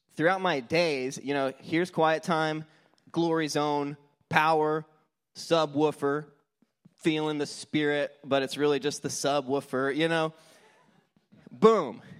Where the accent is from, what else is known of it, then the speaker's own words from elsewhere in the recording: Houston, Texas, United States; I'm from Houston